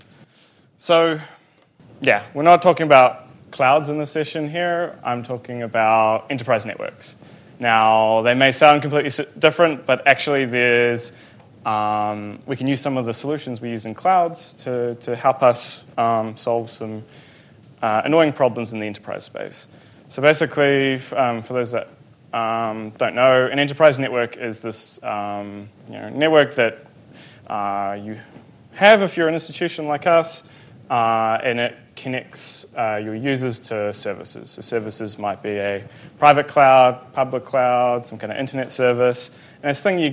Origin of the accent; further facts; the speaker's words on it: Hamilton, Waikato, New Zealand; I'm from New Zealand, a small place called Hamilton